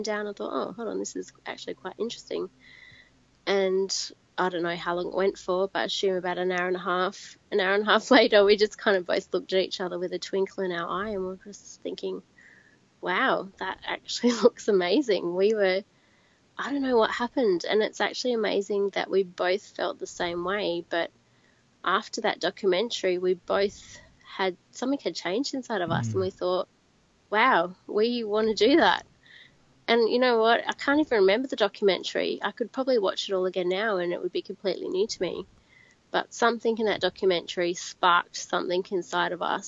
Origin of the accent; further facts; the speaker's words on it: Wagga Wagga, New South Wales, Australia; moved away as an adult; also born or lived in Adelaide, Australia; now in Grenada; Actually, I originate from Wagga Wagga in New South Wales. I grew up there.